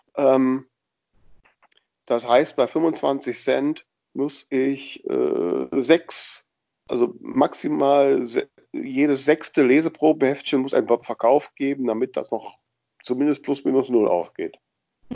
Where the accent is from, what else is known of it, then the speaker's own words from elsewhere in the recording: Grefrath, North Rhine-Westphalia, Germany; Grefrath am Niederrhein, das ist zufällig mein Geburtsort, das passt ganz gut, da käme ich aus.